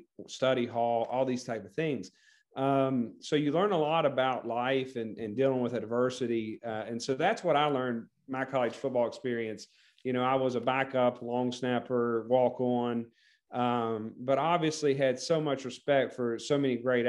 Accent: West Virginia, United States; my home state, WVU

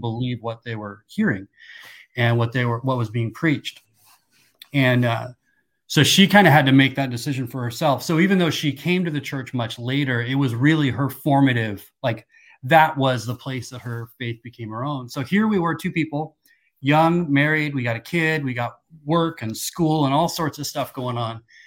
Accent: Seattle, Washington, United States; also born or lived in Kansas; At nine years old, we moved out to the Seattle area

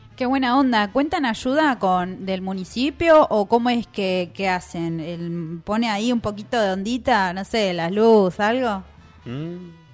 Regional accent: Florida, Buenos Aires Province, Argentina; now in Tandil, Argentina; yo soy de Florida, de Vicente López

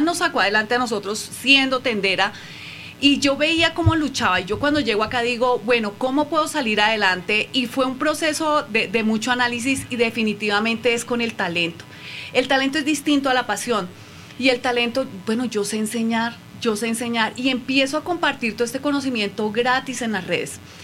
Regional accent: Colombia; moved away as an adult; now in Mexico; soy colombiana, radicada acá en México hace tres años y medio

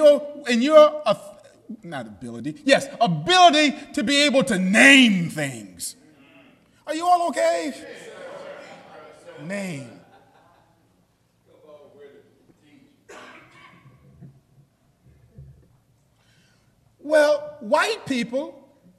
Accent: New York, United States; I'm from New York

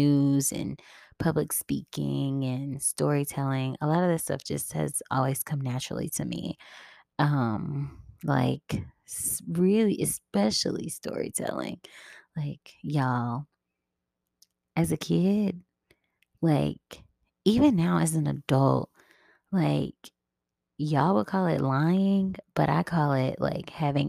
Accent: Memphis, Tennessee, United States; moved away as an adult; I am originally from Memphis, Tennessee. And I really do love where I come from. But I haven't lived there in, I don't know how many years

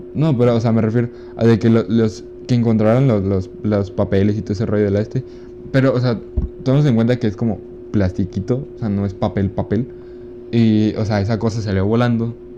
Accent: Ciudad Juárez, Chihuahua, Mexico; También somos de Juárez

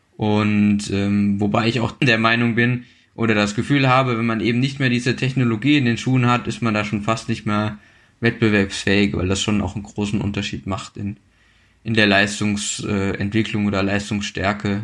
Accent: a village about 40 km from Marburg, Hesse, Germany; Äh, geboren bin ich in Marburg, aber dann aufgewachsen in einem Dorf quasi, ja, so 40 Kilometer entfernt von Marburg

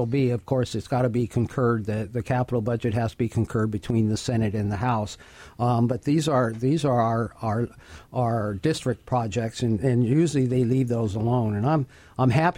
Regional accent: Prosser, Washington, United States; my hometown of Prosser

